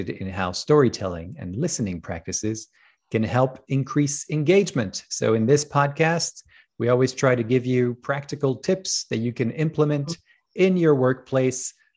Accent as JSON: {"language": "English", "country": "France", "tie": "born or raised there", "moved": "yes", "said": "I grew up in France"}